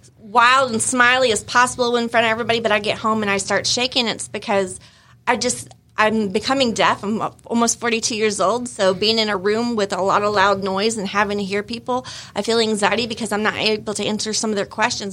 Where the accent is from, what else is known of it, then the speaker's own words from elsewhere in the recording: Illinois, United States; moved away; I was born in Illinois